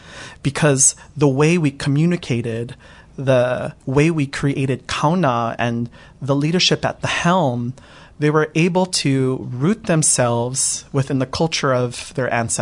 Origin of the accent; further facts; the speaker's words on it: Hawaii, United States; that was very meaningful for me because that's where I live as a Hawaiian.